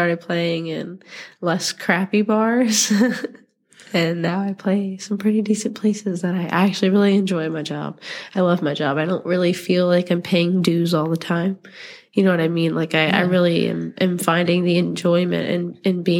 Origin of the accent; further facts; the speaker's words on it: New London, Virginia, United States; I grew up about 20 minutes down the road from here in New London, so not very far away.